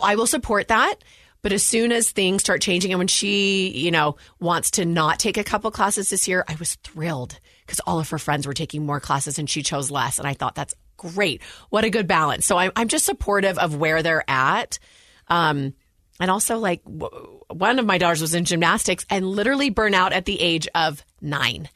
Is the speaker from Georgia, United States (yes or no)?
no; Walnut Creek, California, United States; born or raised there; moved away as an adult; now in Utah, United States